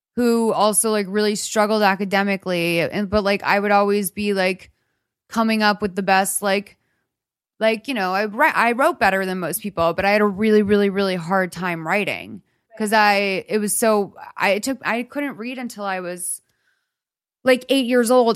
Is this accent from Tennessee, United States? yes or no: no; Boston, Massachusetts, United States; I'm from Boston.